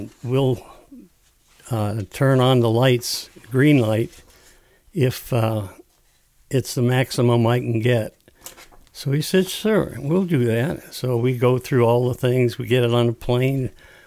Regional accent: Upper Peninsula, Michigan, United States; I said, the Upper Peninsula

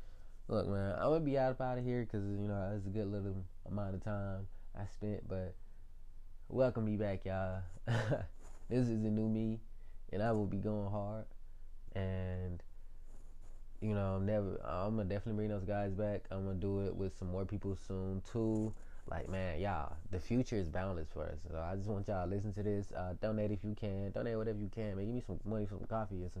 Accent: Atlanta, Georgia, United States; I was born in Atlanta, yo. I was born in Georgia.

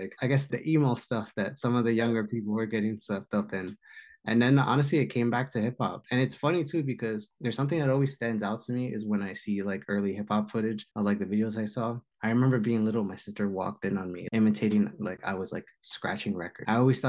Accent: Jersey City, New Jersey, United States; also born or lived in New York City; born in Jersey City, raised in New York City, and just Jersey bred my whole life.

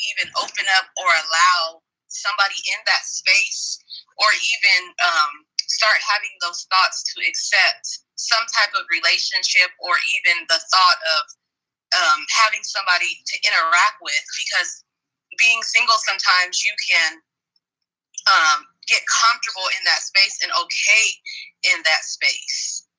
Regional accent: Sacramento, California, United States; Hey, y'all. … I'm from Sacramento, California.

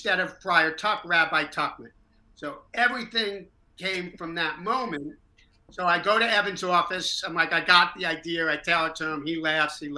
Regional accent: New Jersey, United States; I grew up in North Jersey in Hell's Kitchen

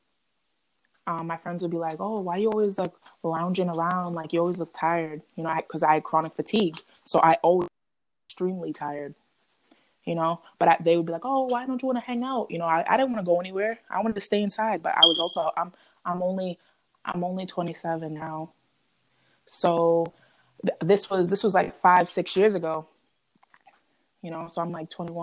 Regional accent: Boston, Massachusetts, United States; moved away; also born or lived in Connecticut; I'm from the Boston area in Massachusetts

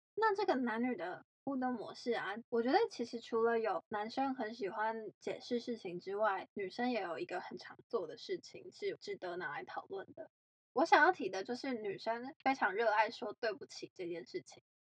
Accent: Taiwan; 因为我是台湾人

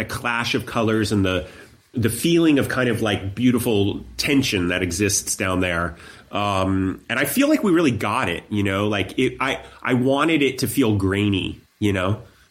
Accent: Columbus, Ohio, United States; I was also from Columbus.

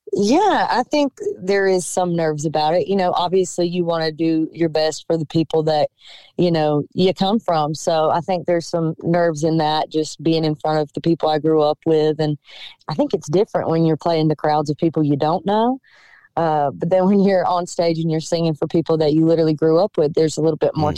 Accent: Cochran, Georgia, United States; moved away; being back in my hometown

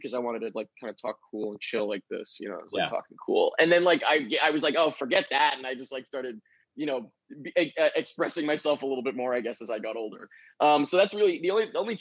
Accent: Long Island, New York, United States; also born or lived in Manhattan, New York; I grew up on Long Island, which is like a little bit out of the city there.

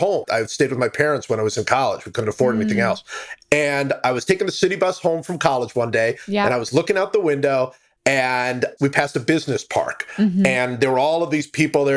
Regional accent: Cleveland, Ohio, United States; now in Charlotte, United States; I grew up in Cleveland.

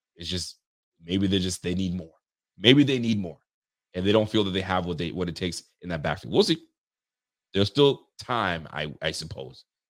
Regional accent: Ontario, Canada; now in Nova Scotia, Canada; I'm from Canada, brother. Born and raised in Ontario, and, uh, I'm living in, uh, Nova Scotia now.

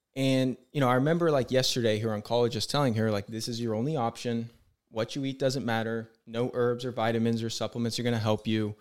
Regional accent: San Diego, California, United States; I'm from San Diego.

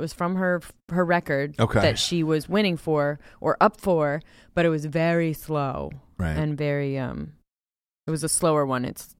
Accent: United States

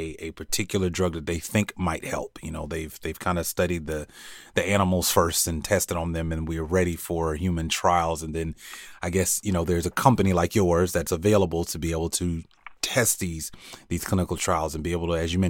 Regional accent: Gainesville, Florida, United States; when I was a kid, I grew up in Gainesville, Florida

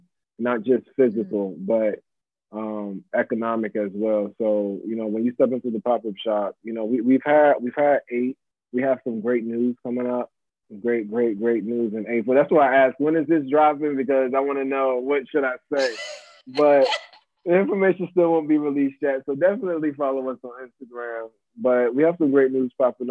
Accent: Virginia Beach, Virginia, United States; I grew up in Virginia Beach

